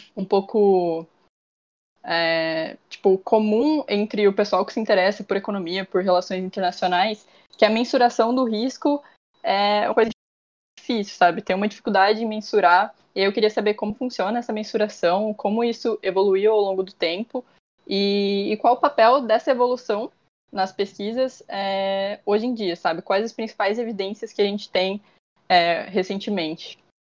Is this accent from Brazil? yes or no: yes; interior of São Paulo, Brazil; eu sou do interior de São Paulo. É, tem piadinhas com sotaque.